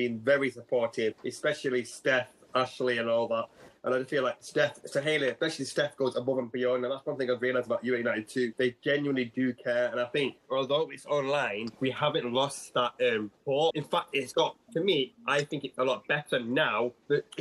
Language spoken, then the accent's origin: English; Manchester, North West England, United Kingdom; I'm from Manchester, and I would stay in Manchester